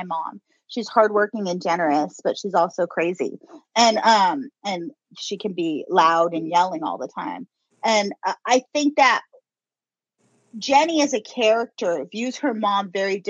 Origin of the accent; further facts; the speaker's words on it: Inland Empire, California, United States; you can't talk bad about my hometown unless you're from here